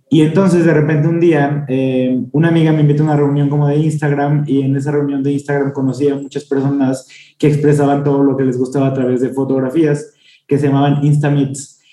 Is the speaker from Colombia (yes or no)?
no; San Luis Potosí, Mexico; moved away as an adult; now in Mexico City, Mexico; soy de San Luis Potosí, pero vivo en la Ciudad de México desde hace cuatro años.